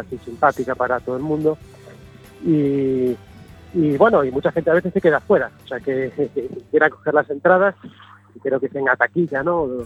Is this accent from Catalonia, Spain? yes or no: no; A Coruña, Galicia, Spain; now in Santiago de Compostela, Spain; Somos todos curiosamente magos de Coruña